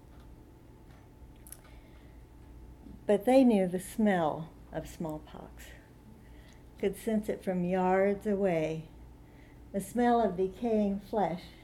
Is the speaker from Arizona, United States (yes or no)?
yes; Tucson, Arizona, United States; I'm from Tucson, Arizona